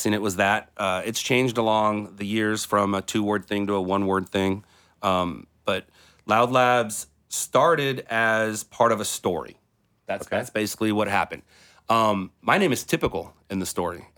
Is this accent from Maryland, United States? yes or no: no; Southern California, United States; I'm from Southern California